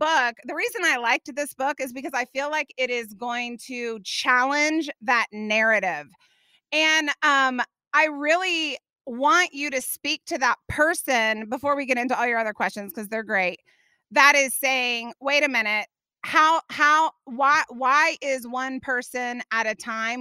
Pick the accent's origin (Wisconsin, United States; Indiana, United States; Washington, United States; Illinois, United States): Indiana, United States; moved away; I grew up in Indiana.